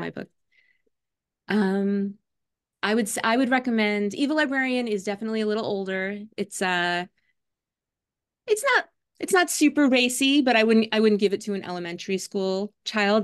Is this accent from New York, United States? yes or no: yes; New York City, New York, United States; now in Brooklyn, New York, United States; I grew up in Staten Island, New York